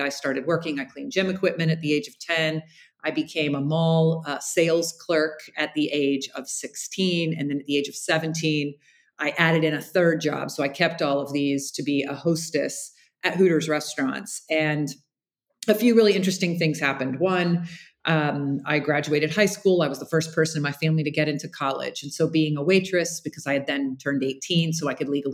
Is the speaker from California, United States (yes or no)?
no; Jacksonville, Florida, United States; I grew up in Jacksonville, Florida